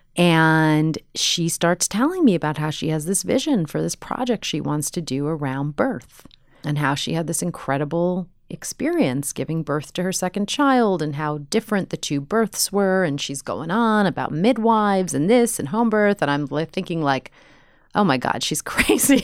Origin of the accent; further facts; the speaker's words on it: New York, United States; moved away as an adult; also born or lived in Chicago / Los Angeles; I'm from New York.